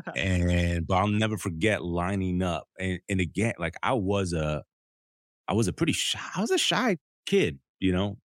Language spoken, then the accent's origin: English; Southern California, United States; also born or lived in Detroit, Michigan; I grew up in Southern California between LA County and Orange County.